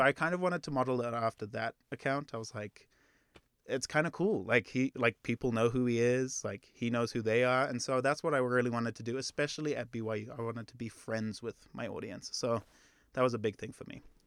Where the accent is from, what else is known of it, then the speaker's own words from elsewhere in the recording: Zimbabwe; moved away; I'm actually from Zimbabwe